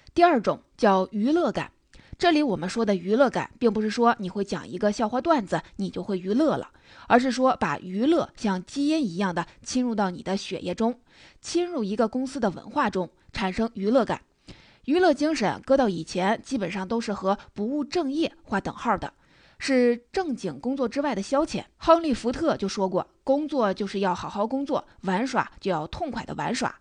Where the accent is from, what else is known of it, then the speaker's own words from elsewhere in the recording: China; 以前我们中国人肯干活儿不怕苦，不怕累